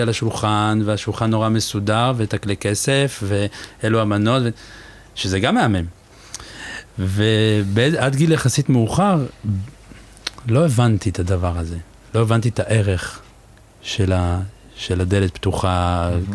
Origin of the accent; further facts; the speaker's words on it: Givatayim, Tel Aviv District, Israel; moved away as an adult; now in Paris, France; אני גדלתי בגבעתיים